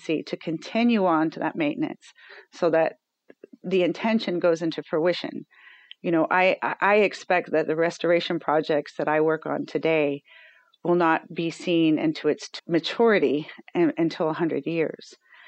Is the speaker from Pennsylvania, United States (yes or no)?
no; Falls Church, Virginia, United States; born there; So yeah, I was born in Falls Church, Virginia, Alexandria, Virginia.